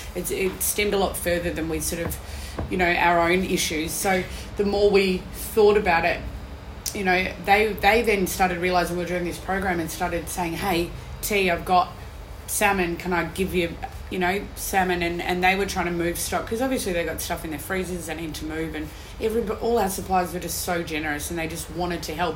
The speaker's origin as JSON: {"language": "English", "town": "Perth", "region": "Western Australia", "country": "Australia", "moved": "yes", "lives_now": "Melbourne, Australia", "said": "I come from Perth"}